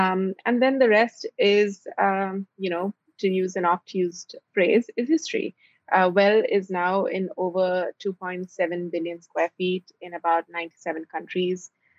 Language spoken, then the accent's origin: English; Dubai, United Arab Emirates; also born or lived in India; I'm Indian. I grew up in Dubai. I did my bachelor's in electrical engineering in India, my master's in lighting in Stockholm, Sweden.